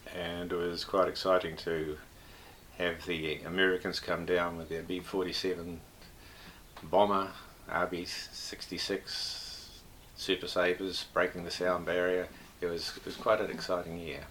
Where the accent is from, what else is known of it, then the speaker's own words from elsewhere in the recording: Whangarei, Northland, New Zealand; now in Cambridge, New Zealand; I was born in Whangarei, 29th of June 1938